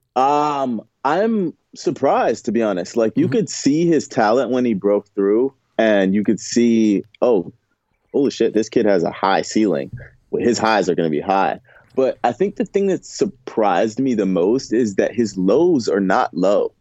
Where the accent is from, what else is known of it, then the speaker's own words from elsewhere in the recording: the South, United States; I'm from the South